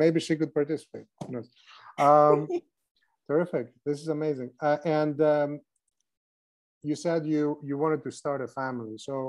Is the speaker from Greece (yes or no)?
yes; Greece; growing up in Greece